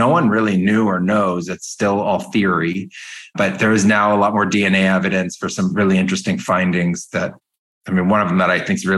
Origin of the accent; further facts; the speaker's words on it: Silicon Valley, California, United States; I grew up in California in Silicon Valley